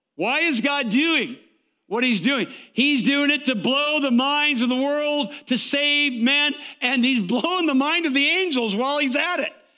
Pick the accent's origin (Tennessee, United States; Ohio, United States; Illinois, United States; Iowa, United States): Iowa, United States; Waterloo; I grew up in Waterloo, Iowa